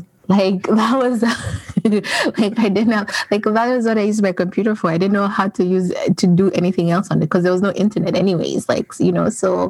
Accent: Toronto, Ontario, Canada; moved away as an adult; also born or lived in Kenya; I guess I'm coming from Canada, Toronto. I've lived in Canada for about 15 years. And I am originally from Kenya. That is where I was born, but I moved to Canada when I was really young.

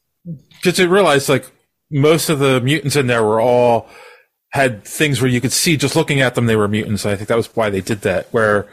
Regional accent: Philadelphia, Pennsylvania, United States; I'm from Philly.

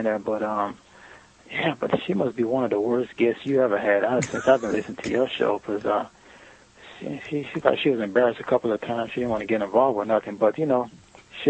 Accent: Broward County, Florida, United States; I'm from Florida.

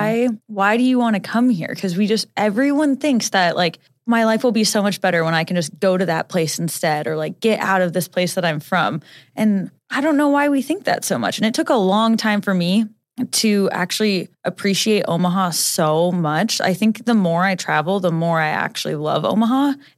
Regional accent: Jamaica; like I'm from Jamaica and you guys are like trying to come vacation in my country.

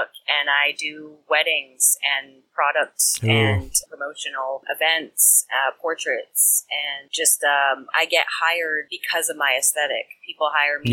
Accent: Central Maine, United States; I'm from Central Maine

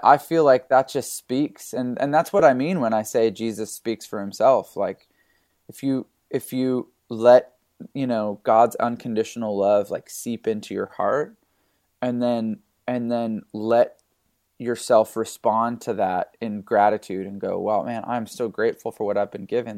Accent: Canada; now in California, United States; growing up in Canada, uh, I'm a pastor's kid

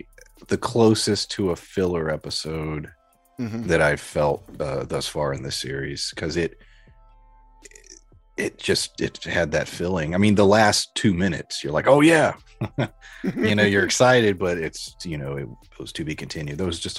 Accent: Georgia, United States; When I would go home to, I'm originally from Georgia, and spend a couple weeks there, man, I would come home and everybody would be like, man, your accent

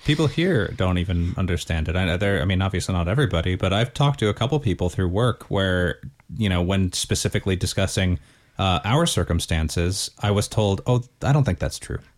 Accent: United States; moved away as an adult; now in Northern Ireland, United Kingdom; growing up in the States

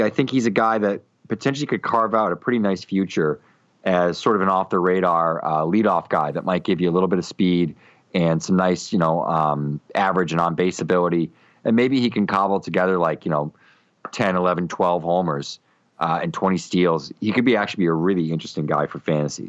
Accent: Boston, Massachusetts, United States; I'm from Boston

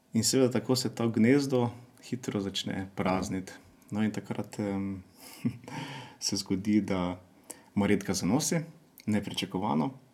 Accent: Črenšovci, Mura, Slovenia; Prihajamo iz Župnije Črnšavci

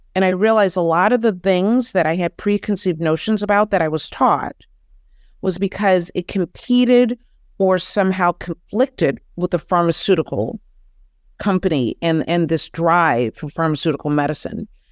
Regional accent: Detroit, Michigan, United States; I'm originally from Detroit

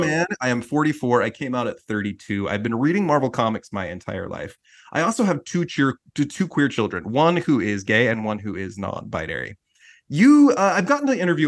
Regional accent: Utah, United States; I'm from Utah

